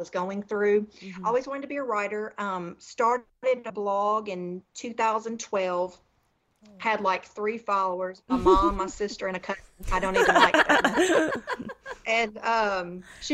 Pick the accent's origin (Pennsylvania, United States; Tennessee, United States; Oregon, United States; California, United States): Tennessee, United States; moved away; I am a Southerner, born and raised in Tennessee